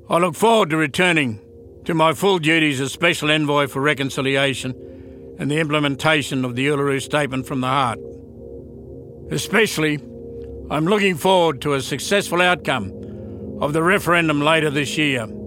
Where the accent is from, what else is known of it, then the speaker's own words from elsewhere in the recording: Western Australia, Australia; I'm a Yawuru man, a long way from my home country, in the land of the Noongar.